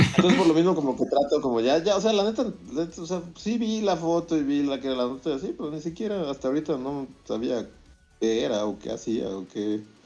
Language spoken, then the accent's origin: Spanish; Mexico